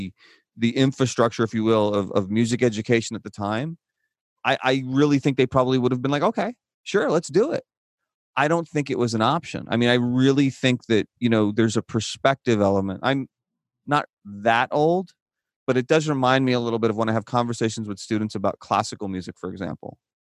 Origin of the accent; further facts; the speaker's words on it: Midwest, United States; moved away as an adult; now in Tucson, United States; when I grew up in the Midwest